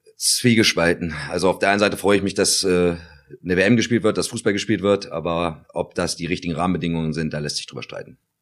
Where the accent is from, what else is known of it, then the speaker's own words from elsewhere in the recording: Göttingen, Lower Saxony, Germany; ich bin in Göttingen geboren, das darf man nicht vergessen. Und ja. ich habe auch eine Göttinger Vergangenheit. Ich bin in Geismar aufgewachsen.